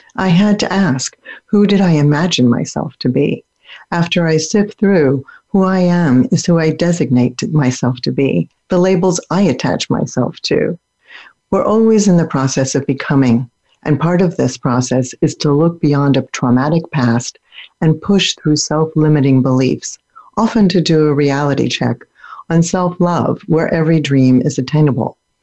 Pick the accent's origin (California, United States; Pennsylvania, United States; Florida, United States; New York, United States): Pennsylvania, United States; born or raised there; also born or lived in Germany